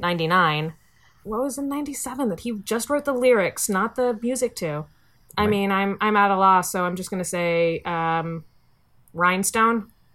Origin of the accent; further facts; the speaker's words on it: Virginia, United States; I grew grew up in Virginia.